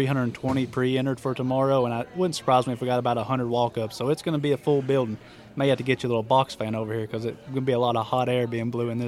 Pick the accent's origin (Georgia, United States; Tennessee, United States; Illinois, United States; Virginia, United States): Tennessee, United States; Athens; Southeast Tennessee, just smack dab between Knoxville and Chattanooga, if people are familiar with those areas, right down 75, little town called Athens.